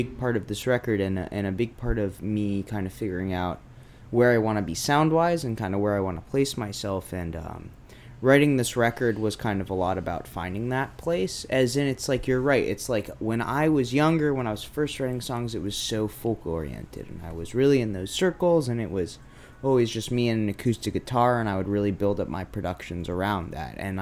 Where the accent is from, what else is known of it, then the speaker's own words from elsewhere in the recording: Brookline, Massachusetts, United States; also born or lived in North Adams, Massachusetts; I grew up in Brookline, Massachusetts